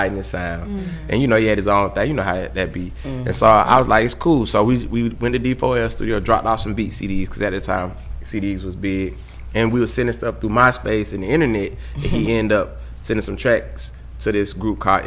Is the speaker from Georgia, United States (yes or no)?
yes; Atlanta, Georgia, United States; I'm from the streets of Atlanta